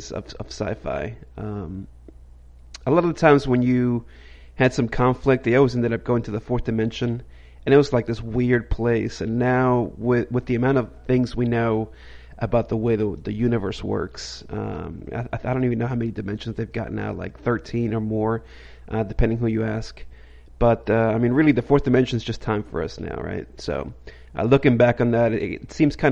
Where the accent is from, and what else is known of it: United States